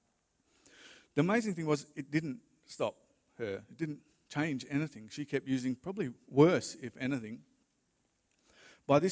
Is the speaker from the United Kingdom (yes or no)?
no; Western Australia, Australia; also born or lived in Dandenong, Victoria; I was born in Victoria, in Dandenong, Victoria. And my parents moved over to Western Australia when I was little